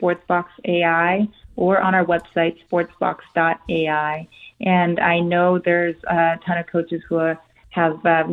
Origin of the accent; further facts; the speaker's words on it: South Korea; first language Korean; English is a second language; moved away; So I'm Korean. I was born in Korea. That's my native language.